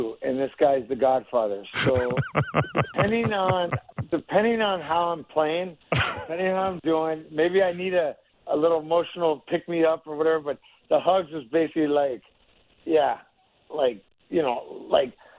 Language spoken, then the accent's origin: English; United States; growing up in the Tri-City area